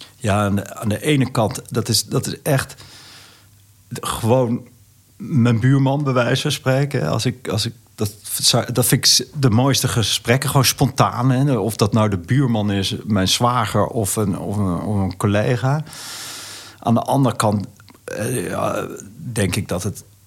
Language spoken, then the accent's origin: Dutch; Netherlands; ik voel me echt een Nederlander met, met alle familie en vrienden om me heen